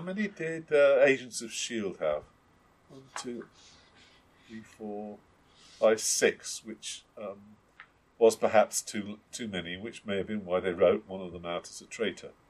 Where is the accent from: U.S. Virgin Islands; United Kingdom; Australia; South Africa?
United Kingdom; we're British and terribly civilized